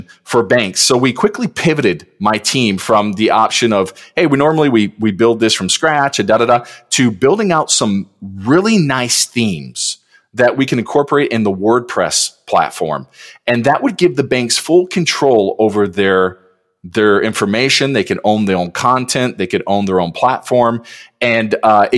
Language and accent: English; Detroit, Michigan, United States; I just grew up in Detroit. You know, I grew up in Michigan